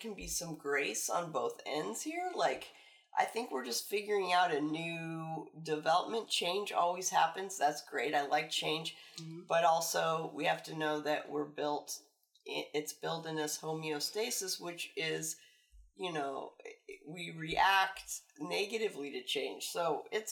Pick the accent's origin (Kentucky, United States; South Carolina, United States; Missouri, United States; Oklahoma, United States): Oklahoma, United States; Tulsa; I grew up in Tulsa